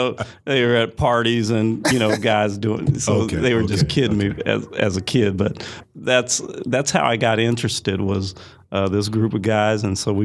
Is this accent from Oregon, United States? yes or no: yes; Portland, Oregon, United States; moved away; also born or lived in Seattle, Washington; I'm from Portland, Oregon. originally. Okay. Okay. Moved to Seattle